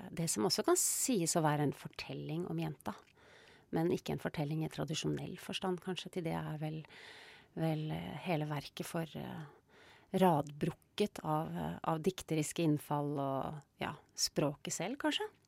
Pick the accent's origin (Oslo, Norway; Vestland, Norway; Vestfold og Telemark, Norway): Vestfold og Telemark, Norway; Rjukan; Da jeg vokste opp på Rjukan, så sa jeg hun, jeg sa ikke hun